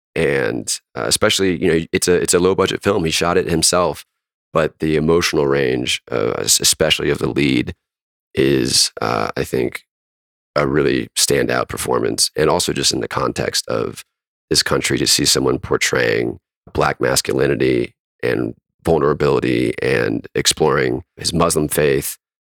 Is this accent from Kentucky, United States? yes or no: no; North Carolina, United States; my home state of North Carolina.